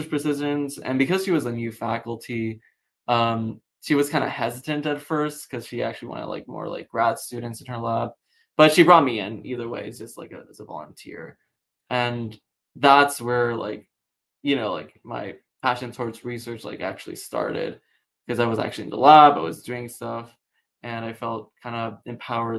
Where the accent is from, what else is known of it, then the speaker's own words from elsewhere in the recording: Puerto Rico; moved away as an adult; now in Pittsburgh, United States; I'm originally from Puerto Rico